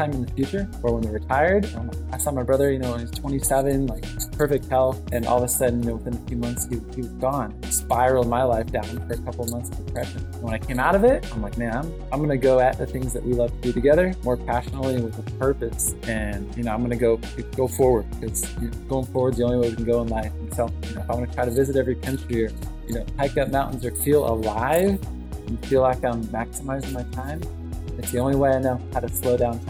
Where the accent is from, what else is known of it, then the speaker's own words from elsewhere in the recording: Sacramento, California, United States; also born or lived in Colorado; Grew up in the suburbs of Sacramento